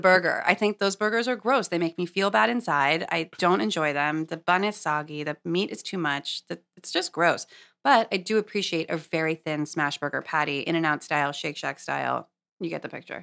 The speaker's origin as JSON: {"language": "English", "town": "Los Angeles", "region": "California", "country": "United States", "tie": "born or raised there", "also_born_or_lived": "Santa Cruz / San Francisco", "moved": "as an adult", "lives_now": "New York, United States", "said": "I grew up in Los Angeles"}